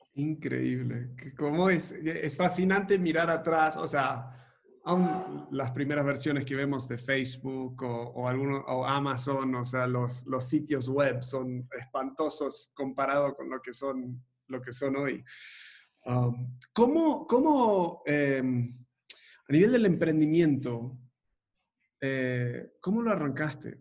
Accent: Argentina; also born or lived in Montevideo, Uruguay; now in Mexico; vengo de, Argentina, me crié en Argentina

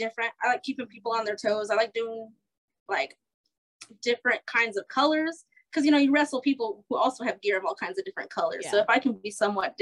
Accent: New Mexico, United States; moved away as an adult; now in Iowa, United States; I grew up in New Mexico.

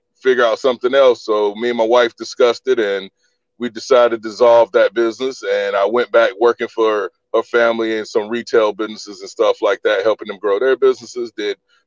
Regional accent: Orangeburg, South Carolina, United States; moved away as an adult; also born or lived in Columbia, South Carolina / Decatur, Georgia; I was born and raised in South Carolina, Orangeburg originally, and I moved to Columbia in about 2001

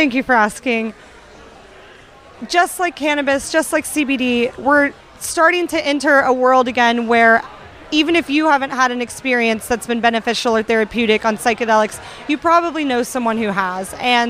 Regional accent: Florida, United States; I grew up in Florida for a time

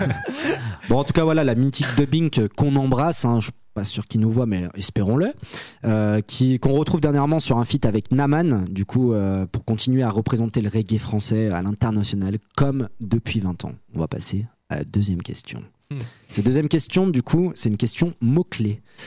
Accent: Saint-Étienne, Auvergne-Rhône-Alpes, France; on vient de Saint-Etienne

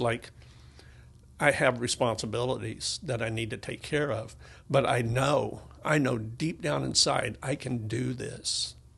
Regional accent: Tennessee, United States; I was born in Tennessee

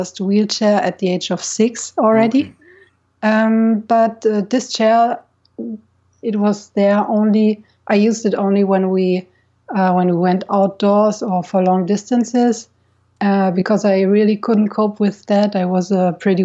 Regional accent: near Munich, Bavaria, Germany; now in Nice, France; I'm from Germany, actually. I was born in a city close to Munich in Bavaria.

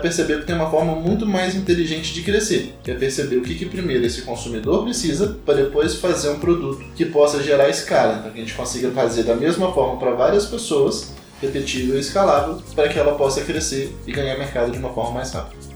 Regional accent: Carangola, Minas Gerais, Brazil; now in São Paulo, Brazil; Sou mineiro, venho de uma cidade que chama Carangola

